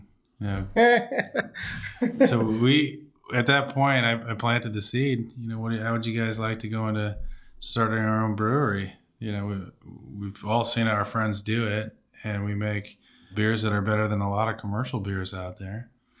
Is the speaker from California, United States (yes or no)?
yes; Benicia, California, United States; Benicia, here in Benicia.